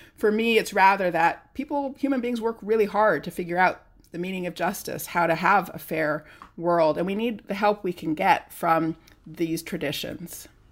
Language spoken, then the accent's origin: English; California, United States; now in Massachusetts, United States; I grew up in California in the 70s and 80s